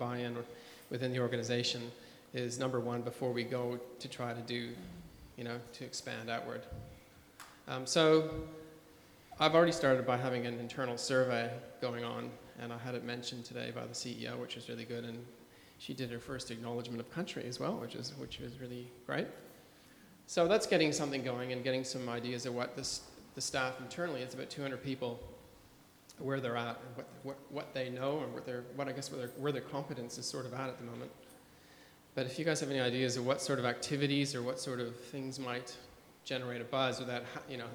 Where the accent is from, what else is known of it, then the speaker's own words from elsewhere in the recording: Canada; now in Australia; I'm a Canadian guy living in Australia